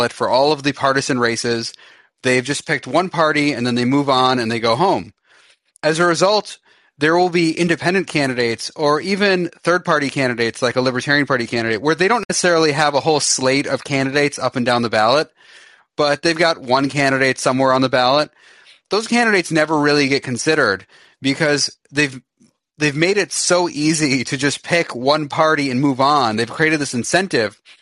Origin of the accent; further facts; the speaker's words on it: Michigan, United States; I'm from Michigan